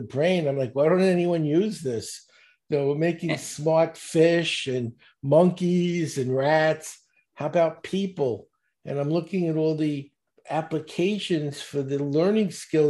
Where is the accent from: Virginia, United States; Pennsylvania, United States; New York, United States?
New York, United States; New York City; I grew up in Brooklyn, and not a good part. I was in the projects.